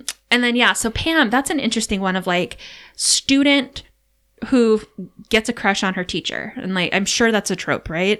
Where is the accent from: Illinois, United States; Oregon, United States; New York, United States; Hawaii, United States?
Hawaii, United States; moved away; also born or lived in California; growing up in Hawaii where it kind of felt like summer often